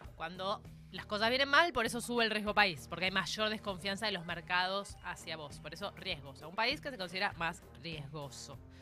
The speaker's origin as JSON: {"language": "Spanish", "country": "Argentina", "said": "los países emergentes como el nuestro"}